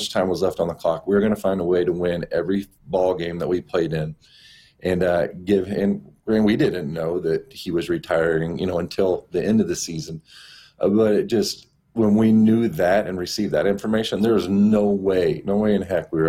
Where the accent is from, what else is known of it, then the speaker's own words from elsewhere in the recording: Orlando, Florida, United States; I grew up in Orlando. I lived there for about 7 years in the mid-'80s.